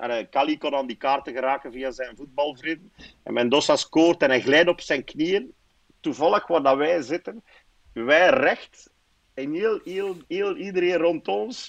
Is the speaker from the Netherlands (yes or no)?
no; Aalst, Flanders, Belgium; Ik ben afkomstig van Aalst.